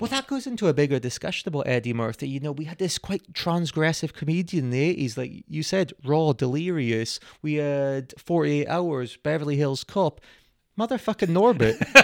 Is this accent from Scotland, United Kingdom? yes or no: yes; Scotland, United Kingdom; we are Scottish